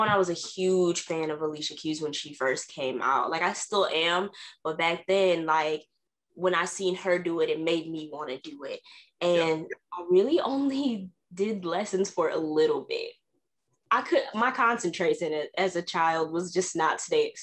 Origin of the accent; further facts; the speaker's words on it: Racine, Wisconsin, United States; I'm actually born and raised in Racine, which is right next to Milwaukee